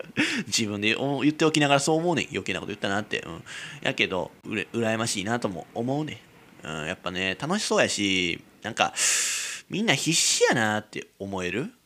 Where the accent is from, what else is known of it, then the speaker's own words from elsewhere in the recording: Kizugawa, Kyoto, Japan; 俺の生まれたらね生まれ育った木津川市の木津駅っていうとこ